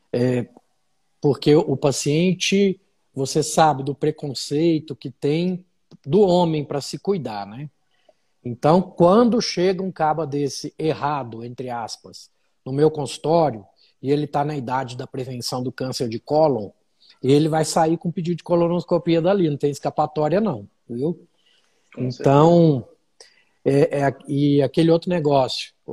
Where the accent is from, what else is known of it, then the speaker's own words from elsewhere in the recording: Uberlândia, Minas Gerais, Brazil; now in Brasília, Brazil; sou de Uberlândia, já estou em Brasília há mais de 10 anos.